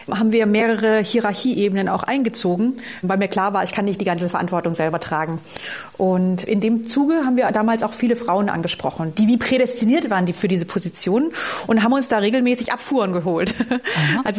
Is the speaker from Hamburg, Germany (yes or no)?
no; Baden-Württemberg, Germany; ja, wir sind, ich bin aus Oberschwaben, also das ist nicht Allgäu.